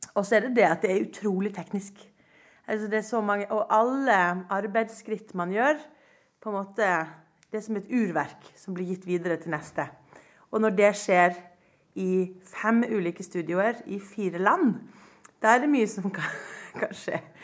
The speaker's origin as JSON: {"language": "Norwegian", "country": "Norway", "said": "jeg er norsk"}